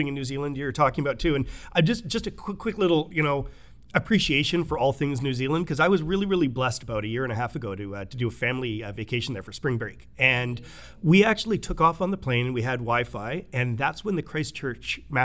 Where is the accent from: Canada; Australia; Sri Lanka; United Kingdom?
Canada; Tsawwassen, British Columbia; I grew up in Tawasin next to the Tawasin, you know, indigenous area